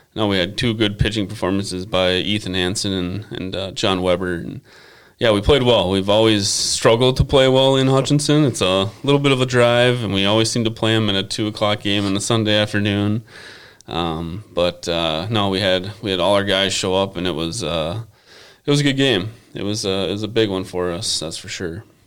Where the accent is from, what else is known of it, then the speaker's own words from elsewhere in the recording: Buffalo, Minnesota, United States; I grew up here in Buffalo